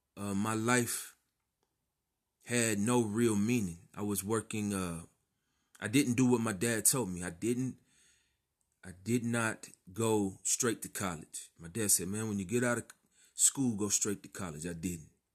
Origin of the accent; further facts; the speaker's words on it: Texas, United States; I grew up in Texas